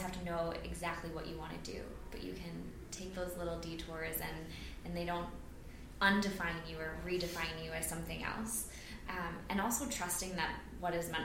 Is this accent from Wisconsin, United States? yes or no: yes; Wisconsin, United States; I'm from Wisconsin